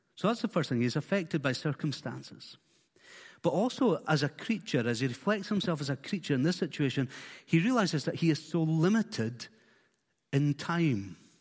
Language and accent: English; Isle of Skye, Scotland, United Kingdom; born or raised there; also born or lived in Fort William